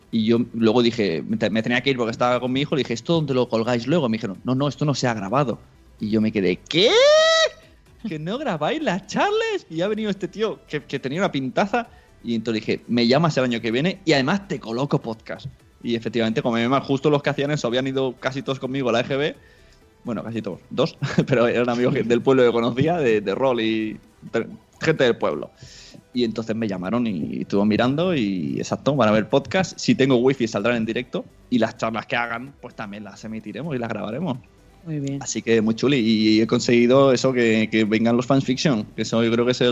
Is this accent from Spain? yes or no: yes; Palau-solità i Plegamans, Catalonia, Spain; mi pueblo, Palau Solita de Plegamans, entre Mollet, Sabadell y Rogers, para situarnos mejor, a 30 kilómetros de Barcelona.